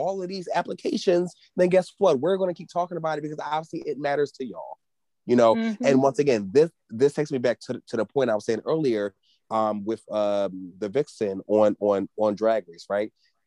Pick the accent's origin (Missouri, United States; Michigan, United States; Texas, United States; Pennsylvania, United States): Pennsylvania, United States; Philadelphia; I'm from Philly